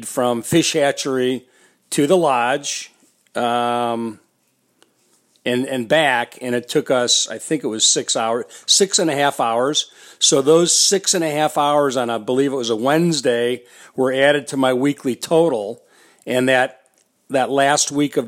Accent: Detroit and Chicago, Midwest, United States; also born or lived in Minneapolis, Minnesota; I decided to stay in the Midwest where I'm from. I grew up in Detroit and then Chicago, and then I was living in Minneapolis.

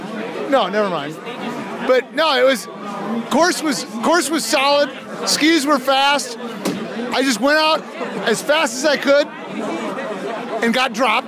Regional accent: Duluth, Minnesota, United States; I'm from Duluth, Minnesota.

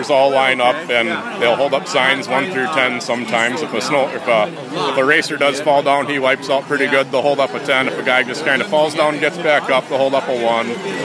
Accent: La Crosse, Wisconsin, United States; I'm from La Crosse, Wisconsin.

